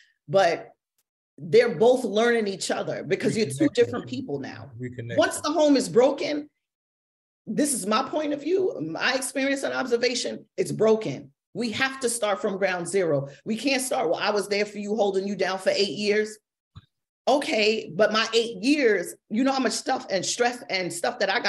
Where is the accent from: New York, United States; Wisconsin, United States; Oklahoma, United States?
New York, United States; New York City; born or raised there